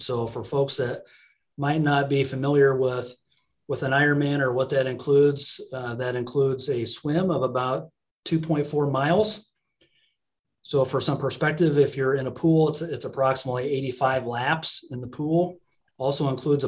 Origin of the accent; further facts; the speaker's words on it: Hebron, Nebraska, United States; also born or lived in Lincoln, Nebraska; now in Council Bluffs, United States; born and raised in Hebron, Nebraska